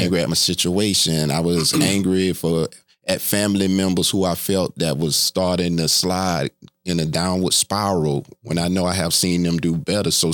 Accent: Palm Beach County, South Florida, United States; I was born and raised in the South Florida area, Palm Beach County

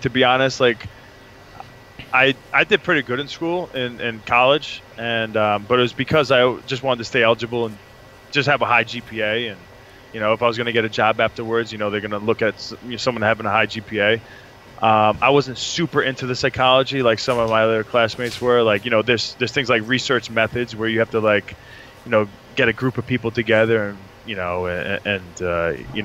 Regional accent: New York, United States; accent: New York; my New York accent

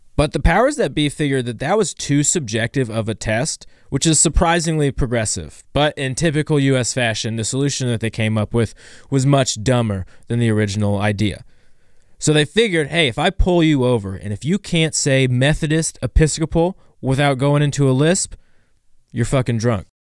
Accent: Ohio, United States; I'm from Ohio

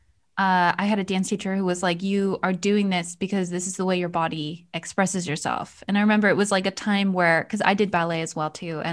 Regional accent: United States; also born or lived in Connecticut / New York; now in Iceland; I grew up in Connecticut and New York, so New England

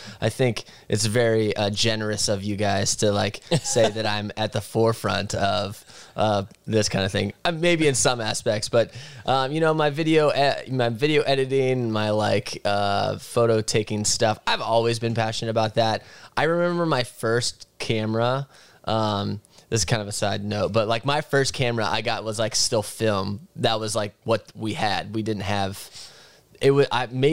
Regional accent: Butler, Pennsylvania, United States; moved away as an adult; also born or lived in Chicago; now in Vermont, United States; I grew up in Butler, Pennsylvania

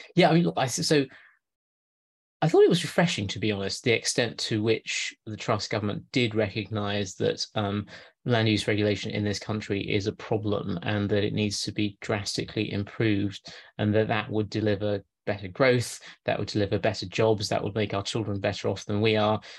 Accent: Lancashire, North West England, United Kingdom; moved away; near my hometown in Lancashire

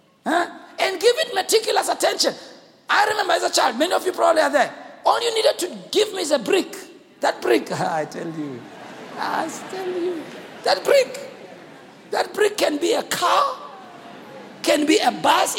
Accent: Soweto, Gauteng, South Africa; we grew up in Soweto here in small yards

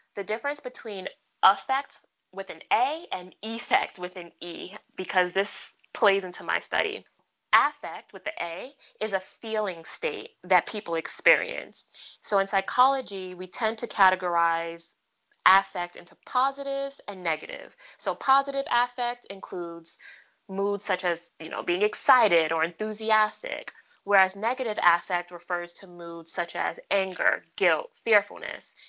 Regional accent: New York City, New York, United States; I'm from Brooklyn. Brooklyn, we go hard. Best city on the earth. Shout out to my borough.

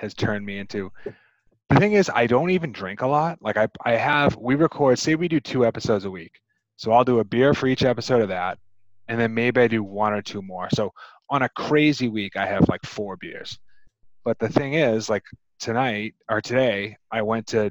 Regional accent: Massachusetts, United States; I'm from Massachusetts

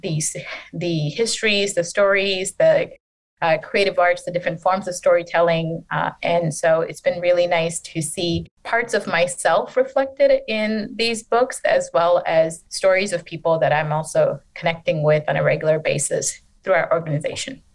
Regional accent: Detroit, Michigan, United States; also born or lived in Bangladesh; I grew up in a predominantly Bangladeshi American community in Detroit

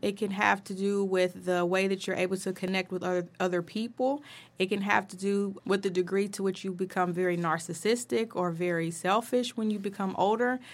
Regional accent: Dayton, Ohio, United States; I was born and raised in Dayton, Ohio.

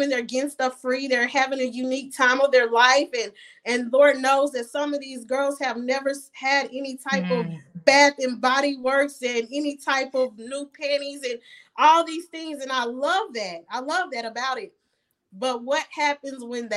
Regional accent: United States; moved away as an adult; also born or lived in Ghana; I was born here

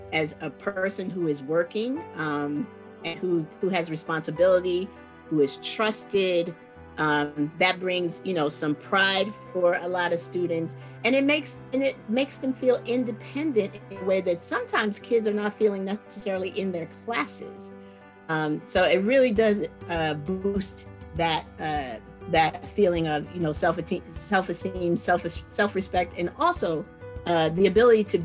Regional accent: Washington, District of Columbia, United States; now in San Francisco, United States; I grew up when in Washington, D.C. is 75-78% Black back in the day

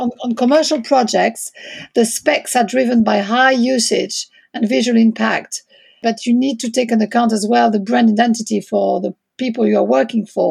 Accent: France; accent: French; English is a second language; moved away; also born or lived in London, United Kingdom; my background is French, as you can probably hear from my accent. But I do have also Italian and Swiss blood

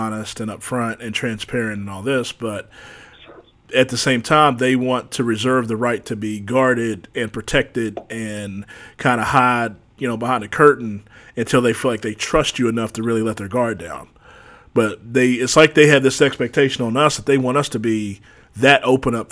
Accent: West Virginia, United States; my home state, good old West Virginia

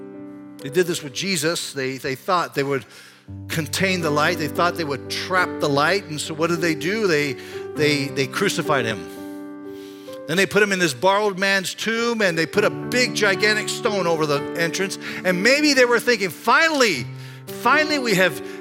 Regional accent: Panama; now in Iowa, United States; When I grew up in Panama, I grew up, Panama is a tropical country

